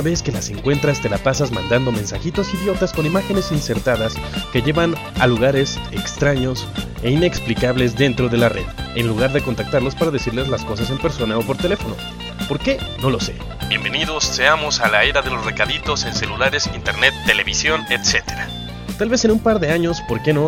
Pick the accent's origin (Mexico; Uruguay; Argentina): Mexico; somos mexicanos